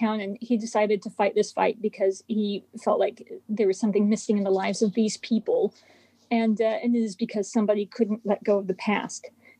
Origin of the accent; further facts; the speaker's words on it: California, United States; I didn't really relate to the people in the town where I grew up because I was actually from California.